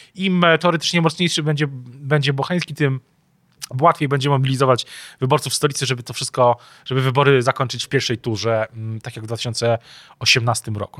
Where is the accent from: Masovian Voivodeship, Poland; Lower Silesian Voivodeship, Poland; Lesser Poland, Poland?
Lesser Poland, Poland; Kraków; nie tylko my jesteśmy z Krakowa